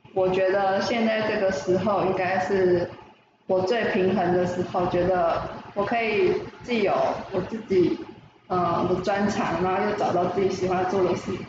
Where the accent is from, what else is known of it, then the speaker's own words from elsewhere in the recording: Hsinchu, Taiwan; moved away; 因为我是新竹人，所以他希望我回新竹这样